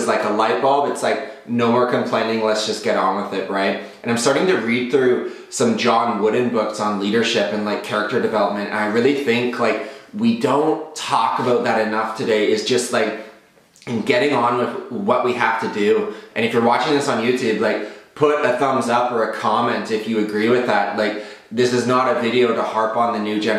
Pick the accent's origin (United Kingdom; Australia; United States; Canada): Canada; Southern Ontario; I was raised in Southern Ontario from the ages of 6 years old to 12 years old.